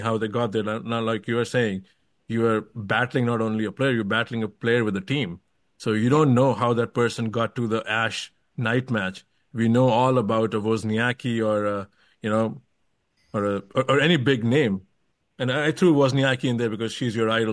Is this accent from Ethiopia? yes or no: no; India; moved away as an adult; now in United States; I came to US when I was 19 from India, and I've mm. lived here all my life since